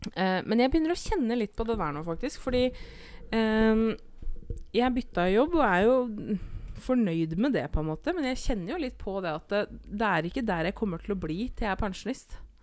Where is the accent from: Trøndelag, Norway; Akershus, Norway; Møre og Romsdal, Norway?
Akershus, Norway; Eidsvoll; det er jo der jeg er fra